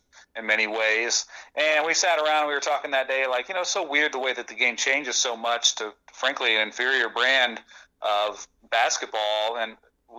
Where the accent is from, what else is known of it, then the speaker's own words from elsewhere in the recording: Southwest Ohio, United States; I grew up in Southwest Ohio